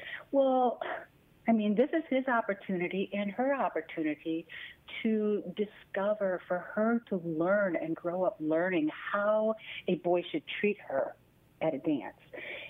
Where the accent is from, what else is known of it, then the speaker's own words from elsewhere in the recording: Midwest, United States; I'm a Midwesterner. And also, I mean, mine would have been in the 60s and 70s.